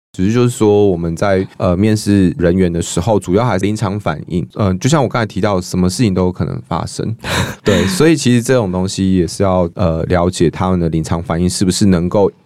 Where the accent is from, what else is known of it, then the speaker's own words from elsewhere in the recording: central Taiwan, Taiwan; 尤其是我是中部人啦